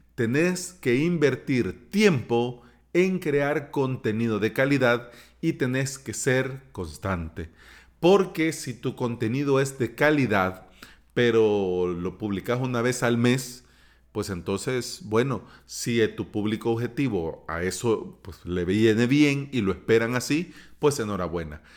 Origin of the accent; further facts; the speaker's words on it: El Salvador; aquí en mi país, en El Salvador